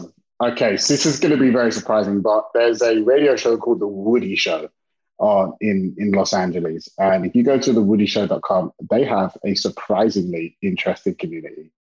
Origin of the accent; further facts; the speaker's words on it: London, United Kingdom; now in California, United States; I'm from London, England, originally.